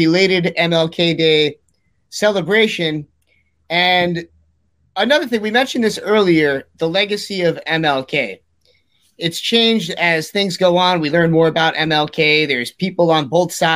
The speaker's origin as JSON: {"language": "English", "region": "New York", "country": "United States", "tie": "born or raised there", "said": "growing up in New York"}